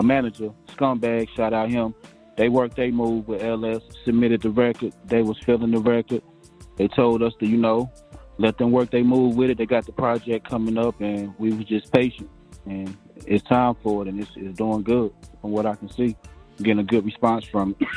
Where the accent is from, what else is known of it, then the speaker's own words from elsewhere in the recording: Greensboro, North Carolina, United States; also born or lived in Brooklyn, New York; I'm born in Brooklyn, New York, but ah. raised uh, here in Greensboro, North Carolina. That's what I claim.